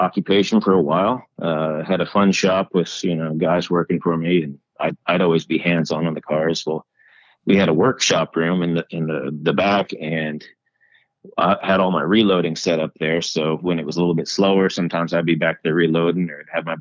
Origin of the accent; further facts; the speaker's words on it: New Jersey, United States; moved away as an adult; also born or lived in California; Originally born and raised in New Jersey. Then later in life, once I was an adult, moved out west to California